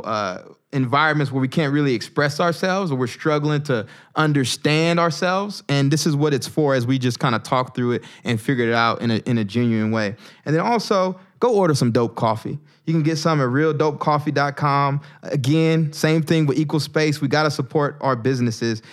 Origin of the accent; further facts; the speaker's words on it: the South, United States; moved away as an adult; now in Newark, United States; I grew up in the South.